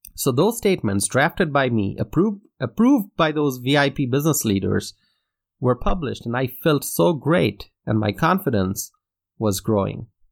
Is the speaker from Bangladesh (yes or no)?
yes; Dhaka, Dhaka Division, Bangladesh; first language Bengali; English is a second language; I grew up in Dhaka, Bangladesh, in Asia